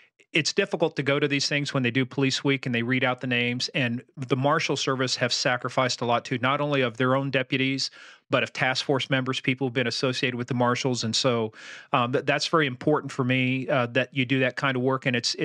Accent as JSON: {"language": "English", "town": "Mishawaka", "region": "Indiana", "country": "United States", "tie": "born or raised there", "said": "because I grew up in Mishawaka for a while. My dad taught ROTC out at Notre Dame."}